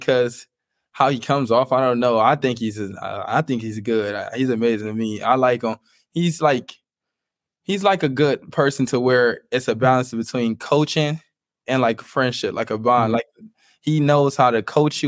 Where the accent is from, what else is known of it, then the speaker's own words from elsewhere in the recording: Cleveland, Ohio, United States; I'm from Cleveland. I'm from like the inner city.